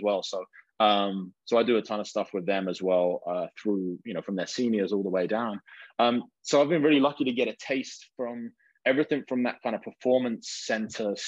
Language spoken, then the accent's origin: English; England, United Kingdom; moved away as an adult; I'm coming from England.